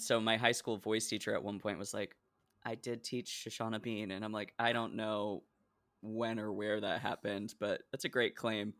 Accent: Oregon, United States; moved away as an adult; also born or lived in Decatur, Illinois; I'm from Oregon

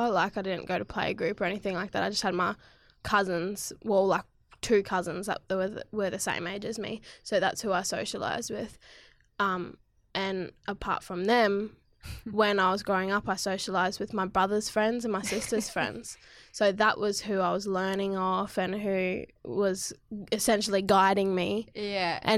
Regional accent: Cairns, Queensland, Australia; also born or lived in Victoria / Ballarat; in Cairns, um, and then I travelled between Victoria and Cairns and Ballarat because Dad was in the army.

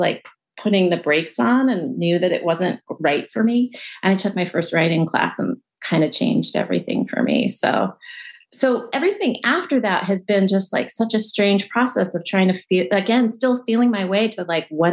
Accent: California outside of LA, United States; I grew up in California outside

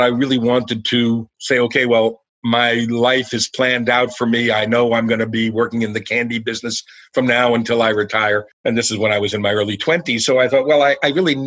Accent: Elizabeth, New Jersey, United States; I'm a kid from New Jersey, so I grew up in a town called Elizabeth

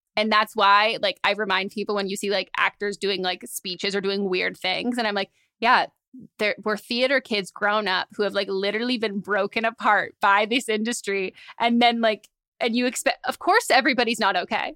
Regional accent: San Francisco, California, United States; moved away as an adult; now in Los Angeles, United States; growing up in San Francisco

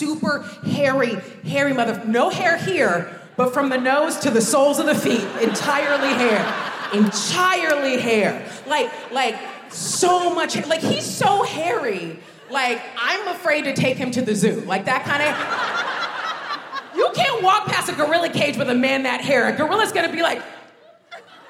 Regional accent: United States; moved away as an adult; now in United Kingdom; when I was growing up in America

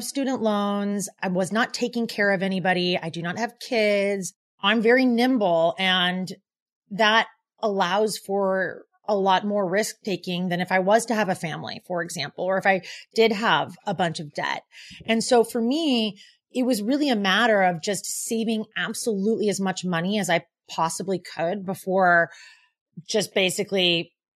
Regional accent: Portland, Oregon, United States; moved away as an adult; also born or lived in San Francisco; now in New York City, United States; I'm from Portland, Oregon

